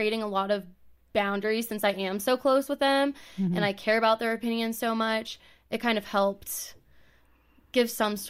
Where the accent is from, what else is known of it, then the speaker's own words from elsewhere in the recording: California, United States; moved away as an adult; also born or lived in Texas; now in Colorado, United States; I grew up in California, went to college in Texas for 4 years, and then almost directly moved out here.